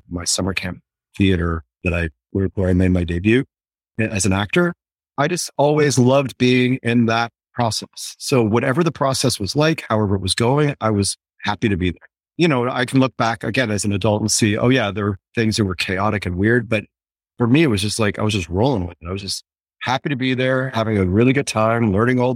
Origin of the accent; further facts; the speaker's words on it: outside Chicago, Illinois, United States; Chicago, where I grew up outside Chicago